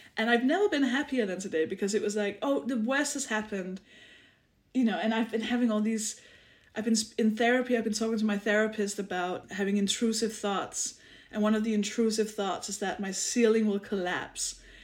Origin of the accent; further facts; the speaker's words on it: Denmark; English is a second language; moved away as an adult; now in United Kingdom; I'm, I'm from Denmark. I live in the UK.